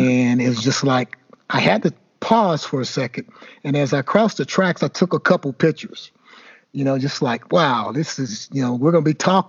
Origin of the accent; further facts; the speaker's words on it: Elizabethtown, Kentucky, United States; moved away as an adult; I still love my hometown.